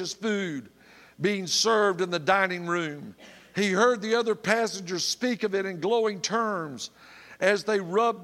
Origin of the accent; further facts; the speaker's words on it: Tallahassee, Florida, United States; I grew up in Tallahassee, Florida